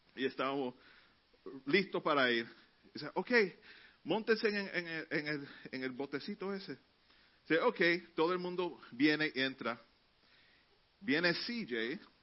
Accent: New York City, New York, United States; Cuando niño vivíamos en Elder Avenue, en el Bronx

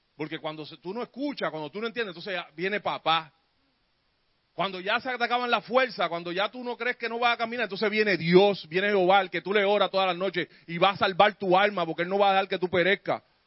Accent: San Juan, Puerto Rico; yo me crié en Barrio Obrero y aquella en Puerto Rico

